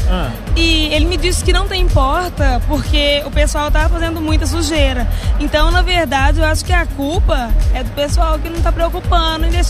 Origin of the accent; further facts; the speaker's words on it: Belo Horizonte, Minas Gerais, Brazil; se Belo eu... Horizonte.